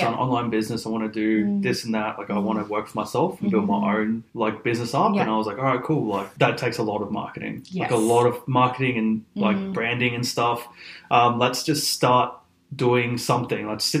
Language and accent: English; Far North Queensland, Australia; moved away as an adult; now in Adelaide, Australia; I'm not from Adelaide. I'm from Far North Queensland.